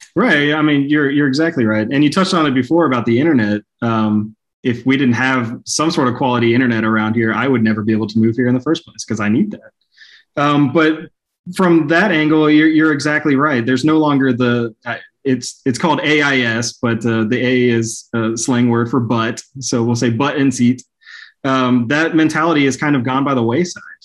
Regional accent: Dallas, Texas, United States; moved away as an adult; also born or lived in Plano, Texas; now in Hot Springs Village, United States; as a kid growing up in Dallas

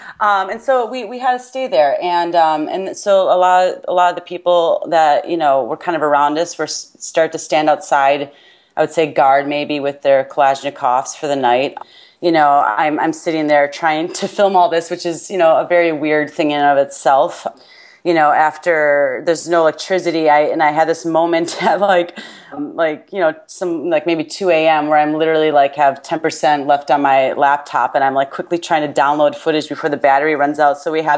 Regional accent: United States; accent: American; my American accent

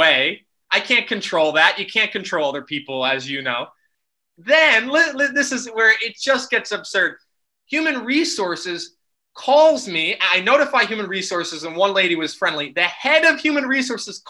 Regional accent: United States; moved away as an adult; now in Netherlands; I'm originally from America

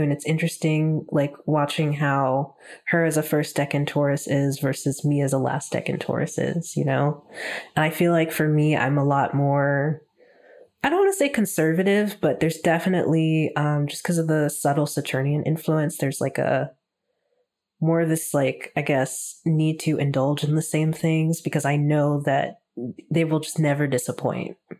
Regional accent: Texas, United States; now in Toronto, Canada; ever since moving up to Toronto, um, 'cause I'm from Texas originally

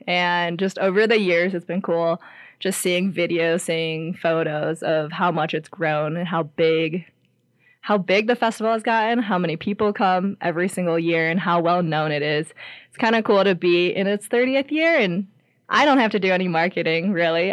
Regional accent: Ohio, United States; moved away as an adult; now in Lander, United States; I grew up in Ohio

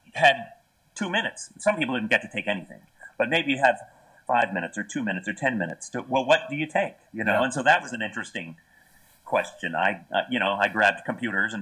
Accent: Sonoma, California, United States; Growing up in Northern California

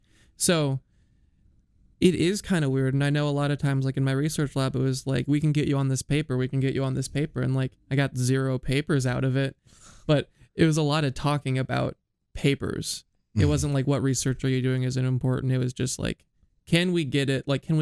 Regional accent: Iowa, United States; born or raised there

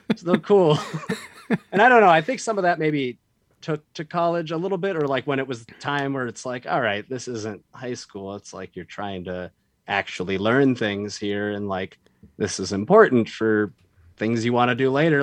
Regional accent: Boise, Idaho, United States; moved away; also born or lived in Virginia / Colorado; I was not born there, but I grew up there. I was born in Virginia, but we moved when I was like one to mm. Boise.

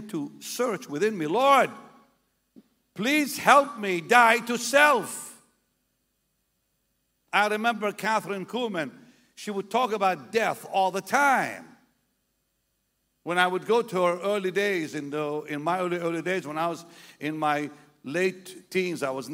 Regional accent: Jaffa, Tel Aviv District, Israel; moved away; We're from the Holy Land. We lived in Israel. The Holy Land. I was born a block away from the house of Simon the Tanner. It's in the Bible. I went to school right across from his house.

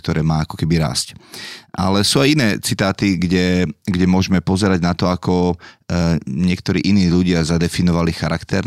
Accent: Dolný Kubín, Žilina Region, Slovakia; also born or lived in Bratislava; u nás doma v Dolom Kubine

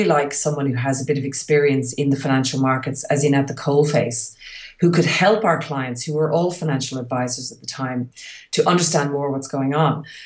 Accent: Ireland; moved away; move back to Europe, where I'm obviously from. I'm Irish and my husband is Hungarian.

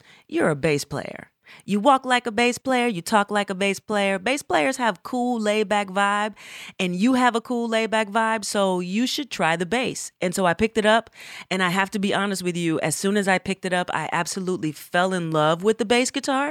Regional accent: Atlanta, Georgia, United States; moved away as an adult; also born or lived in Berkeley, California; I am from Atlanta, Georgia

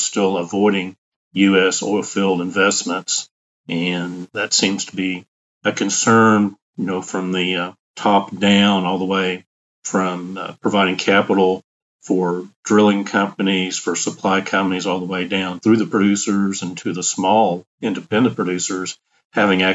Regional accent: Tulsa, Oklahoma, United States; I'm fortunate to grow up in Tulsa, Oklahoma, the original oil capital of the United States and the world. So enjoyed growing up in Tulsa

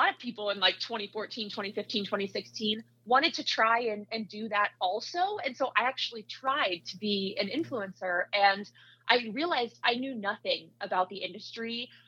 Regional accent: Iowa, United States; now in Utah, United States; I grew up in Iowa, so I went to Iowa State for my undergrad

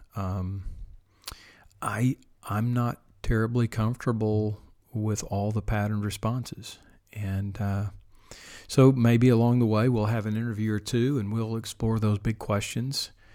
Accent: Oklahoma, United States; my home state here

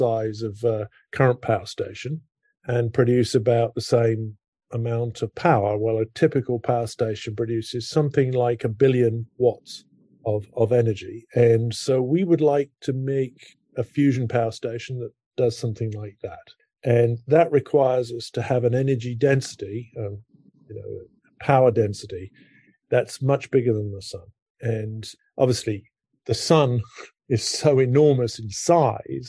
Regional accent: United Kingdom; moved away as an adult; now in Princeton, United States; I grew up in Britain.

